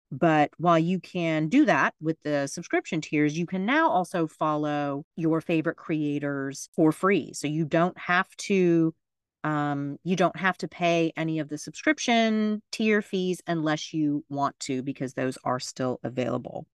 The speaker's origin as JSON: {"language": "English", "region": "Florida", "country": "United States", "said": "my home state of Florida"}